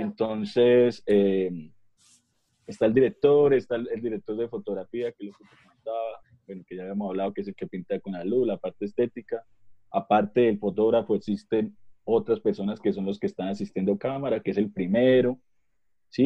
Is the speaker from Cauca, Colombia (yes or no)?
no; Bucaramanga, Santander, Colombia